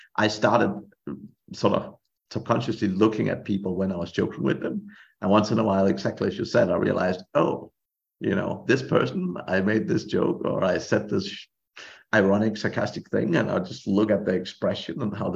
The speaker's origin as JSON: {"language": "English", "country": "Denmark", "also_born_or_lived": "Ireland", "moved": "as an adult", "said": "I'm from Denmark originally, and I was working in Ireland at the time"}